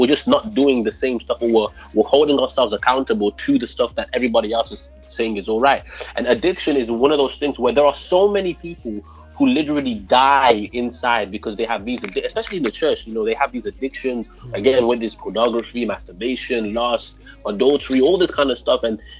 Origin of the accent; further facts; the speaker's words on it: Wolverhampton, West Midlands, United Kingdom; But the accent, I remember growing up in Wolverhampton and I used to hear the accent.